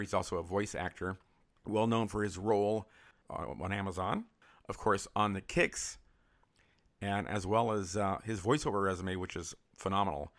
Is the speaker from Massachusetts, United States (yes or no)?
no; San Francisco, California, United States; moved away; I grew up in San Francisco